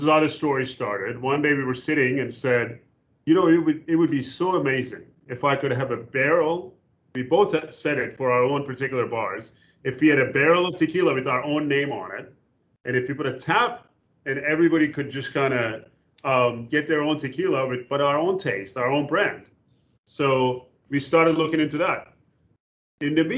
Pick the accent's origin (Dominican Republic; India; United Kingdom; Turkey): Turkey; also born or lived in Louisville / New York; now in United States; I was born and raised in Turkey